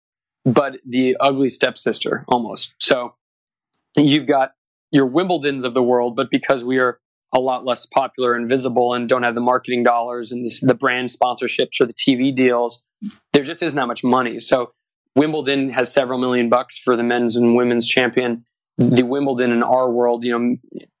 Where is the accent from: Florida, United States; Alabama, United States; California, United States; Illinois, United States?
California, United States; Southern; also born or lived in the South / Santa Barbara; I grew up in Southern California